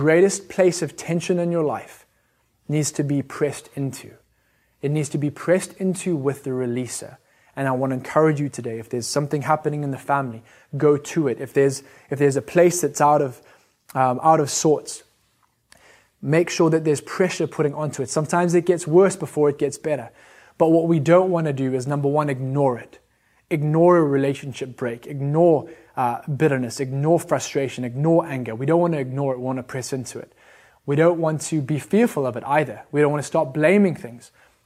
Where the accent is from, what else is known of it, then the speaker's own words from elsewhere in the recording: Zimbabwe; I'm from Zim.